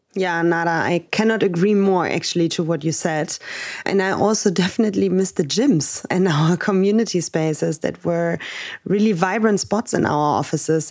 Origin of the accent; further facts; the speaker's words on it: Berlin, Germany; I'm originally from Berlin. I live here with my husband and my dog in Prenzlauberg.